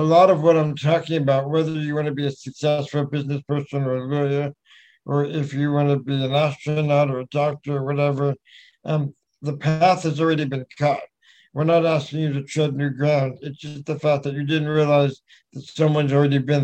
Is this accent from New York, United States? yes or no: yes; New York, United States; I was born in New York